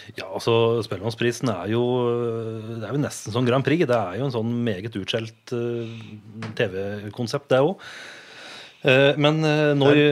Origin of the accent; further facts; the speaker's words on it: Vardal, Innlandet, Norway; now in Reinsvoll, Norway; Jeg er jo fra vakre Vardal